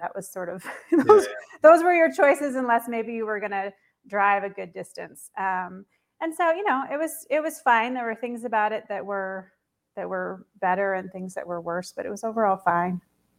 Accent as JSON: {"language": "English", "region": "Eastern Washington", "country": "United States", "tie": "born or raised there", "also_born_or_lived": "Florida", "moved": "as an adult", "lives_now": "New York, United States", "said": "I grew up in Washington State, but in Eastern Washington. People always think Seattle. Eastern Washington is more like Idaho, not at all like Seattle. Very conservative, sort of rural, farming a lot."}